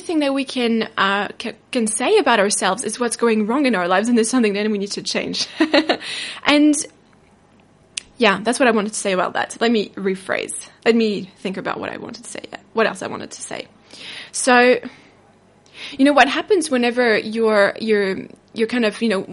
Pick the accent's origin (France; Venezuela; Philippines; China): France; now in New Zealand; I come from France, but I live in New Zealand